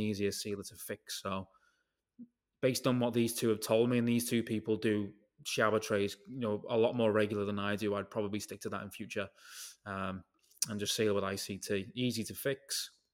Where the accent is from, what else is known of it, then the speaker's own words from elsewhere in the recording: United Kingdom; if I'm British